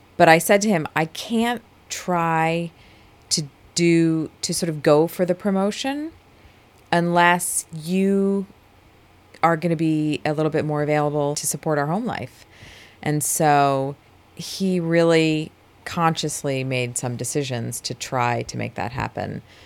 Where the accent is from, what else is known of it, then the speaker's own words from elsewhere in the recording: New Jersey, United States; I was born and raised in New Jersey